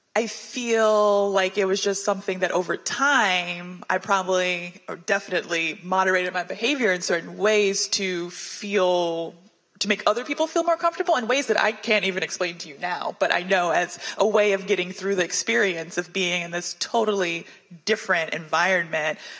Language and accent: English; Houston, Texas, United States; also born or lived in Washington, D.C.; I was born in Washington, D.C., in the city of D.C., and when I was eight, right before third grade, I moved to the suburbs of Houston, Texas